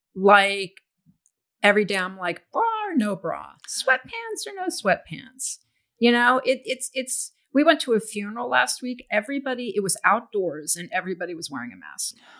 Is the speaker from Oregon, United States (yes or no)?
no; Houston, Texas, United States; I grew up in Houston, which is a very muggy and humid place